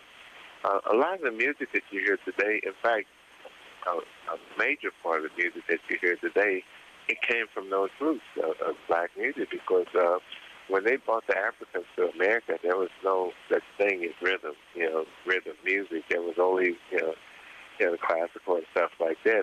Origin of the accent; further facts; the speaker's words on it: Cincinnati, Ohio, United States; now in Austin, United States; Originally I'm from Cincinnati, Ohio